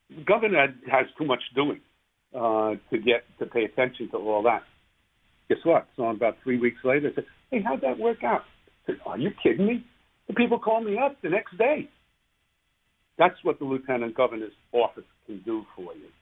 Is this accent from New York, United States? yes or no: yes; New York City, New York, United States; moved away; I grew up in New York City. I took a train to school every day